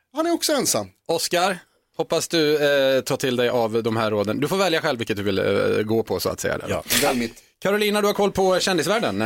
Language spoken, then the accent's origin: Swedish; Skara, Västra Götaland, Sweden; jag kommer ju från Skara